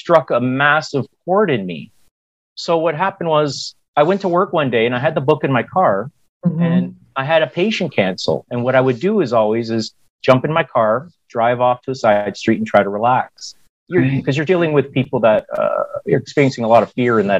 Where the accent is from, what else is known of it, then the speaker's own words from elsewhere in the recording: Hamilton, Ontario, Canada; moved away; also born or lived in United States; I grew up in Hamilton, Ontario, Canada, and I was educated in the United States